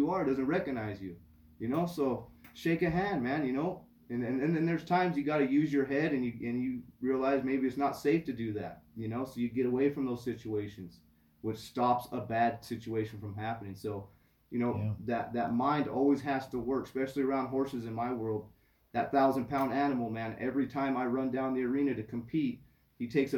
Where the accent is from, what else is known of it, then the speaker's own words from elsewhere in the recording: Rincon, California, United States; I'm from Rincon